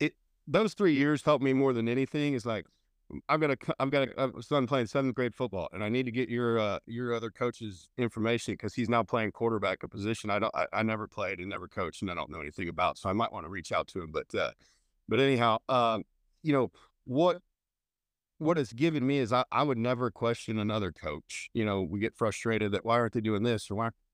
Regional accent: Indiana, United States; moved away as an adult; also born or lived in Missouri / Denver, Colorado; now in Montgomery, Texas, United States; I was born and raised in Indiana

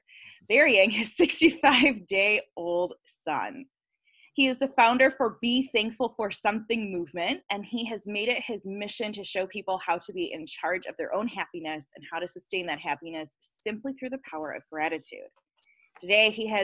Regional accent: Detroit, Michigan, United States; I am from the Metro Detroit area

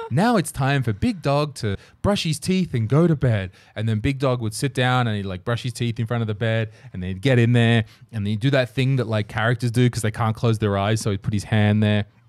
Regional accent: Australia; born or raised there

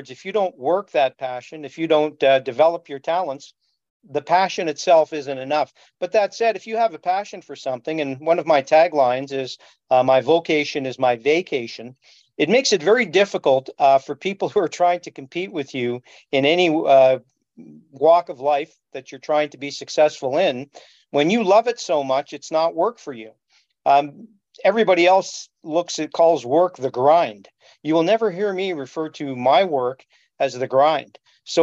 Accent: Montreal, Quebec, Canada; moved away as an adult; now in Toronto, Canada; I was born in Montreal and grew up in suburban LaSalle, just outside of Montreal.

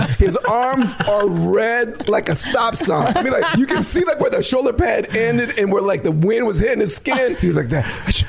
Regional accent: Minnesota, United States; I'm from Minnesota.

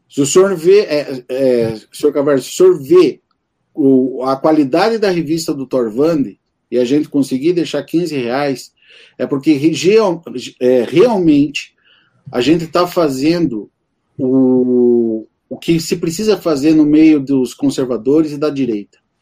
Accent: Campo Magro, Paraná, Brazil; eu, eu sou aqui de Campo Magro, estou a 15, 15 minutos aqui de Santa Felicidade

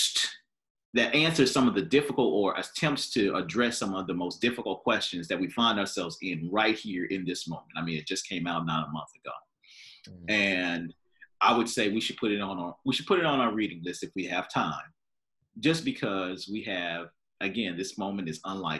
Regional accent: United States; as American Christians

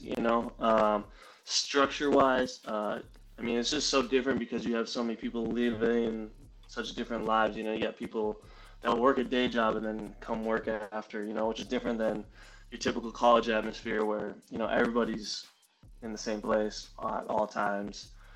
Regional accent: Minnesota, United States; I grew up in Minnesota

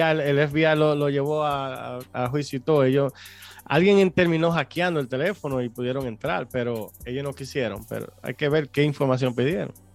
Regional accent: Dominican Republic; moved away; nosotros somos dominicanos

